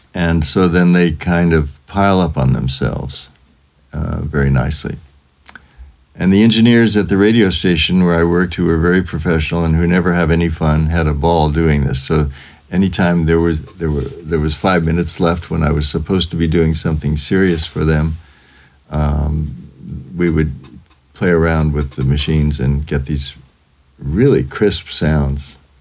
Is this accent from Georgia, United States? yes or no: no; Fresno, California, United States; I was born in Fresno, California on a uh, Friday in 1945, January 19th